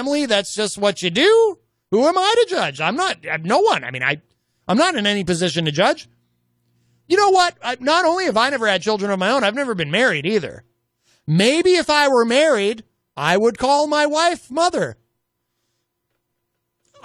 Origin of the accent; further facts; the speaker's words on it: New England, United States; I'm from New England